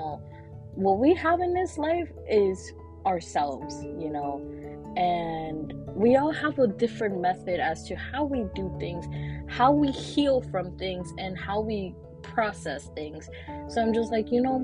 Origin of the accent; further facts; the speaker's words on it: New York City, New York, United States; also born or lived in Brooklyn, New York City; I was born in New York City, born in Brooklyn, but raised in Washington Heights